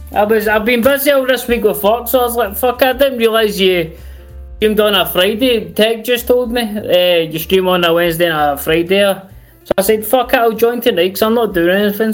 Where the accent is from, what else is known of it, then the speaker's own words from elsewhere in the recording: Glasgow, Scotland, United Kingdom; accent: thick Glasgow; I'm from Glasgow, which is a really, really, really thick accent. That's why I have to try and talk sort of polite to Americans.